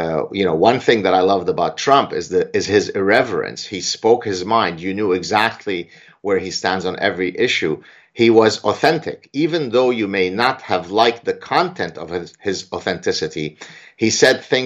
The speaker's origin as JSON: {"language": "English", "country": "Canada", "said": "I'm Canadian"}